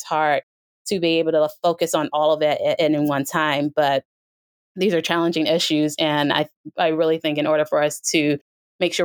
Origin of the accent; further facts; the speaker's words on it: United States; as an American